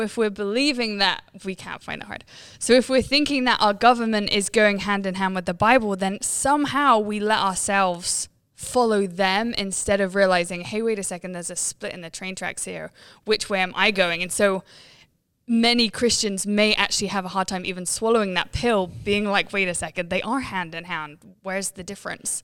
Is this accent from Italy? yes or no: no; England, United Kingdom; I'm from England